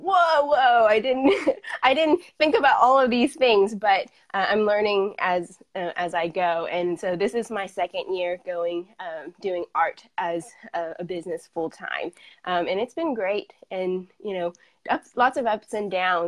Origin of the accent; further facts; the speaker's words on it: Fayetteville, Arkansas, United States; I am from Fayetteville, Arkansas